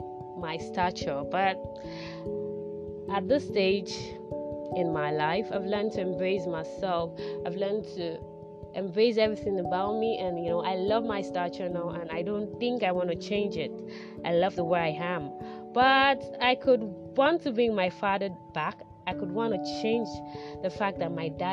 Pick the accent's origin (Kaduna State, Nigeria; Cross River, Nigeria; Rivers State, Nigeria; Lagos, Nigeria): Lagos, Nigeria; I was born in Lagos, grew up in Lagos, everything Lagos, my whole life Lagos.